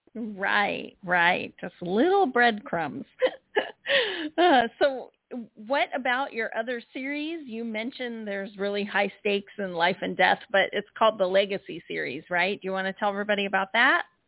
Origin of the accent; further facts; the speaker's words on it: San Diego, California, United States; now in Florida, United States; I'm from San Diego, but now currently trapped in Florida